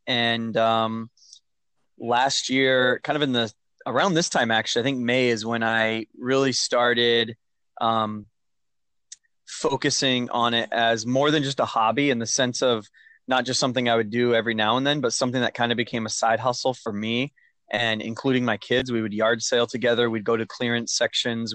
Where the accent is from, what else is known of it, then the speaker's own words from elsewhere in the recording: Maine, United States; I'm from Maine